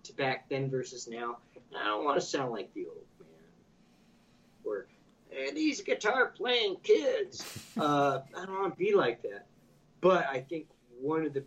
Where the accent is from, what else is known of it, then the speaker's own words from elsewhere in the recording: Imperial Beach, California, United States; I grew up in Imperial Beach